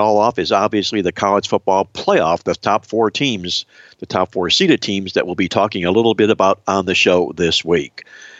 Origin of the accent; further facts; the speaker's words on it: Ohio, United States; now in Miami, United States; not because I'm from Ohio or you're from Ohio, Victor